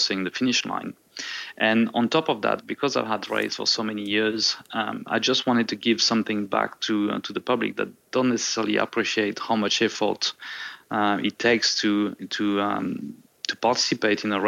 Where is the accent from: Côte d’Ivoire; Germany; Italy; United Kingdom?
Côte d’Ivoire; born or raised there; moved away as an adult; also born or lived in Marseille, France / San Diego, California, United States; now in Nelson Bay, Australia